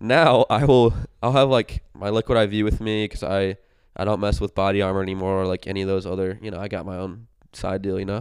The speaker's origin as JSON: {"language": "English", "region": "Indiana", "country": "United States", "said": "I'm from Indiana."}